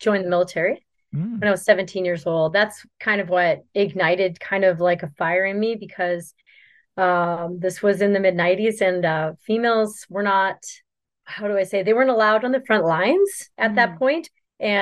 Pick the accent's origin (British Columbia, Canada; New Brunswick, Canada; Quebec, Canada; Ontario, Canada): New Brunswick, Canada; Grand Falls; now in Dexter, United States; I am actually from Grand Falls. Well, Perth Andover, Grand Falls, New Brunswick. It's northern New Brunswick